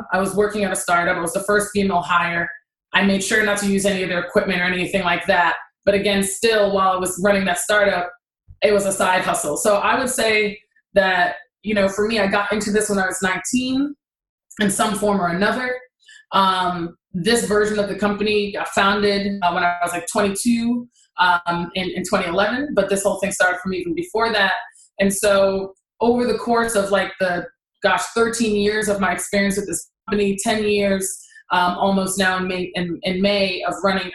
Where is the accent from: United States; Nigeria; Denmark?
Nigeria; I'm Nigerian, so I could never just bop out of school